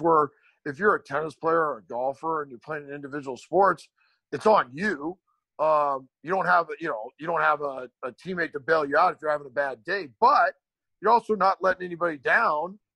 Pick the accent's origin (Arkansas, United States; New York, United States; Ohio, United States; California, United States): California, United States; Glendale; moved away; also born or lived in Burbank, California; I still go back to Glendale